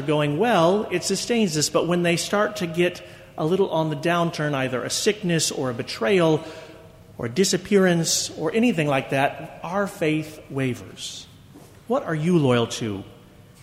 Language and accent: English; United States